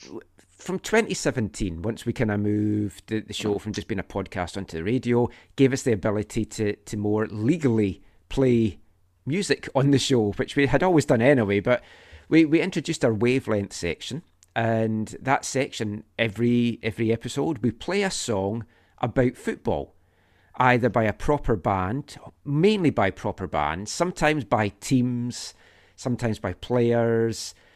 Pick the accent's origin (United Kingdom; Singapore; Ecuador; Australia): United Kingdom; Scotland; we grew up in Scotland